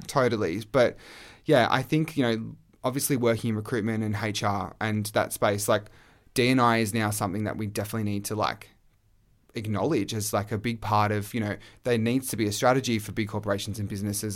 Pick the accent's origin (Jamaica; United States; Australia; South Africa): Australia; I was gay male from Australia